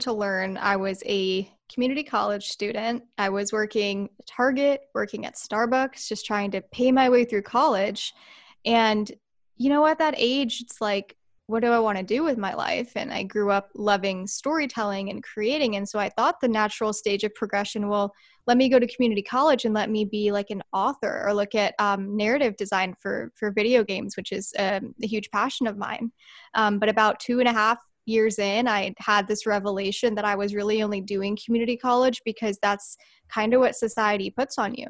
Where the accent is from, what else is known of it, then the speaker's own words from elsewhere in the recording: Santee, California, United States; I was born and raised right here in San Diego